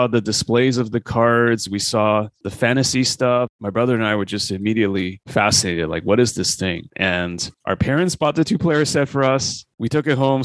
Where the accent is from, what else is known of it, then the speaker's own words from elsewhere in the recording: Canada; I grew up in Canada, so went to university or college